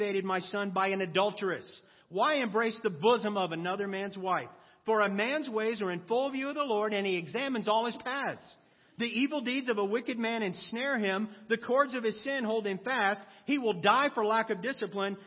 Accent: East Coast, United States; now in Los Angeles, United States; I'm from the East Coast.

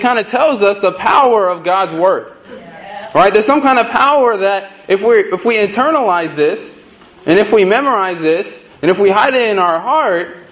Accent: Pasadena, California, United States; also born or lived in Long Beach; I'm from Pasadena, and moved back here after I graduated

